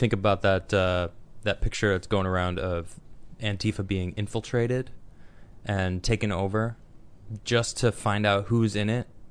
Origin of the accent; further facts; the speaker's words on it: Chicago suburbs, Illinois, United States; moved away; I lived in the city until I was three, and then I moved to the suburbs